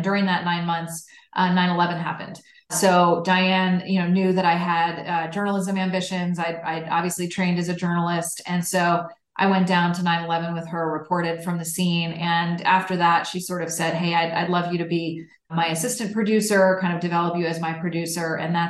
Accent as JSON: {"language": "English", "town": "Washington", "country": "United States", "tie": "born or raised there", "said": "I grew up outside Washington, D.C."}